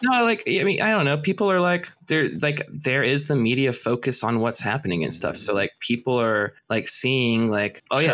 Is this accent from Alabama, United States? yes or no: yes; Birmingham, Alabama, United States; now in Syracuse, United States; I grew up in Birmingham, Alabama, surrounded by fucking cons